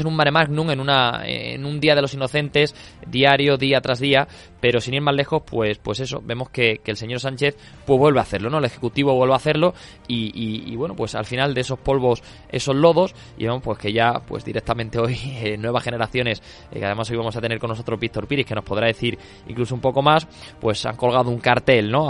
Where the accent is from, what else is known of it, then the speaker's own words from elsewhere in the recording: Andalusia, Spain; para mi tierra, para mi Andalucía